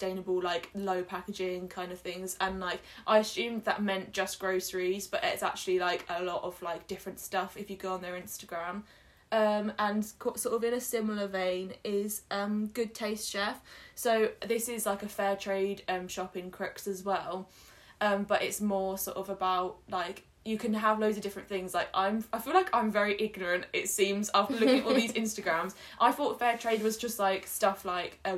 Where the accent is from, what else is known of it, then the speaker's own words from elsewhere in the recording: Kent, South East England, United Kingdom; now in Sheffield, United Kingdom; I'm from Kent